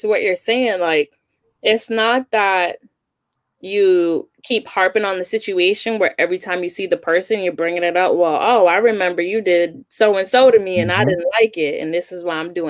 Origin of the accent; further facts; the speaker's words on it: New York, United States; moved away as an adult; also born or lived in Huntsville, Alabama; now in New England, United States; growing up in New York